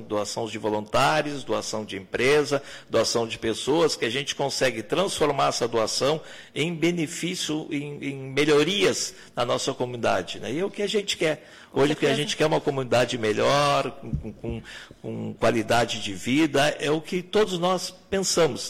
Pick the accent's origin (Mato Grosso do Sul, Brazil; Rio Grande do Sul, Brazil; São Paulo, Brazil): Rio Grande do Sul, Brazil; Pelotas; moved away as an adult; also born or lived in São Lourenço do Sul / Bagé; depois voltei para Pelotas, que é minha terra natal